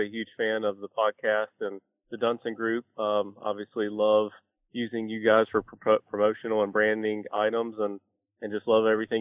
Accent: Sanford, North Carolina, United States; moved away as an adult; now in Charlotte, United States; I grew up in Sanford, North Carolina, which is about 2 hours east of Charlotte

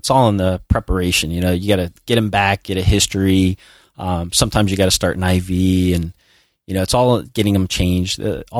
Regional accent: Long Beach, New York, United States; accent: New York; now in Florida, United States; Yeah, I was born in Florida, grew up in New York, and then kind of came back down here.

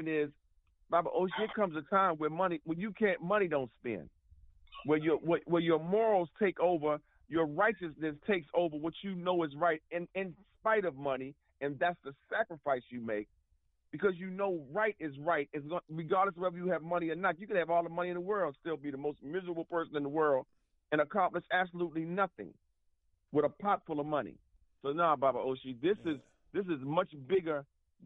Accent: United States; we as American Africans

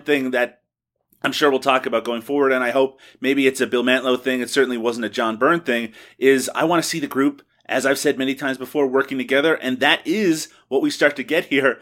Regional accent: Newfoundland and Labrador, Canada; when I was growing up, I never ate poutine, not once. It wasn't something, uh, back in Newfoundland that was commonly available

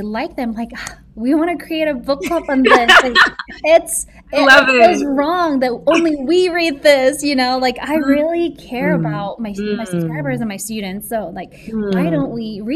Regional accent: South Korea; moved away as an adult; now in United States; America was the first country I've ever visited outside Korea, which right. was where I was born and raised.

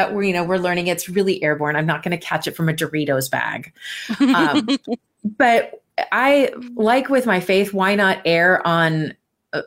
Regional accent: California, United States; also born or lived in Minnesota; now in Seattle, United States; I was born in Minnesota, raised in California, and I've lived here in the Seattle area for almost 20 years now.

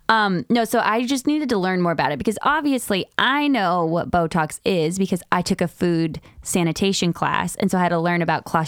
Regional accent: Farmington, New Mexico, United States; He got at a vintage store in New Mexico from my hometown in Farmington.

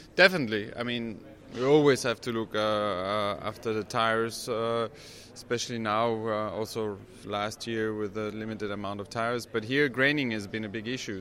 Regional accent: Belgium; I grew up in Belgium

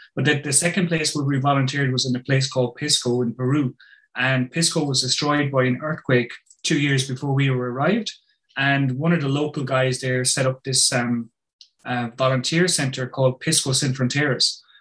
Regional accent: Ireland; I'm from Ireland

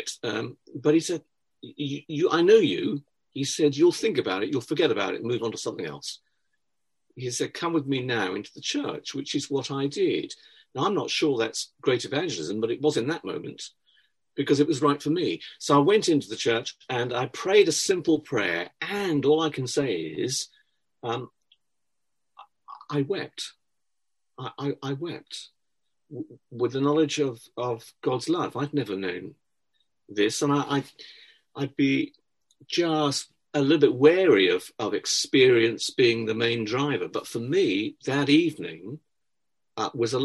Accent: Cardiff, Wales, United Kingdom; I was born in Wales, in Cardiff

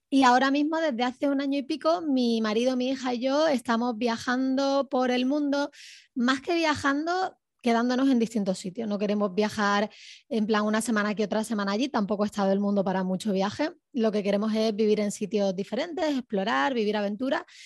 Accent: Córdoba, Andalusia, Spain; moved away; Originariamente soy de Córdoba, España

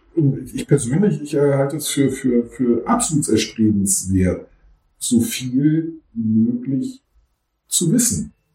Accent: Germany; accent: German accent (in English/French); dass ich einen deutschen Akzent habe

